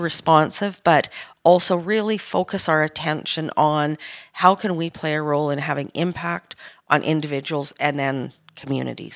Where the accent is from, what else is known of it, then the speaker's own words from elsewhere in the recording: Edmonton, Alberta, Canada; I was born in Edmonton, and, uh, I grew up in the late sixties and seventies into my youth.